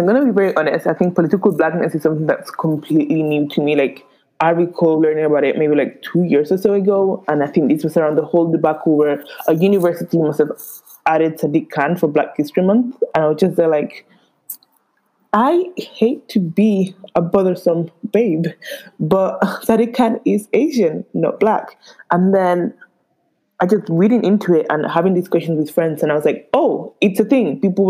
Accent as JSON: {"language": "English", "country": "St. Lucia", "said": "Okay, you better get it right and call me that, say that I'm from St. Lucia."}